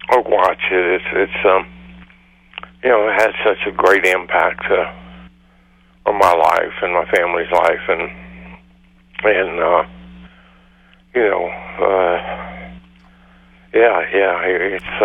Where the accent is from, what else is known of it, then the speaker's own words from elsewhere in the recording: West Virginia, United States; when we were kids growing up in West Virginia